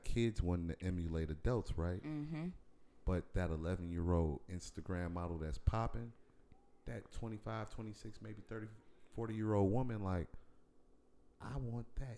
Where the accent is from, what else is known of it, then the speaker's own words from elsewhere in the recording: Chicago, Illinois, United States; moved away as an adult; now in Michigan, United States; I'm from Chicago